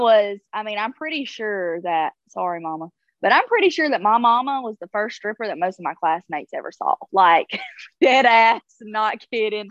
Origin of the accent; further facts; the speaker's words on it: South Alabama, United States; growing up in South Alabama, I was allowed to stay the night with people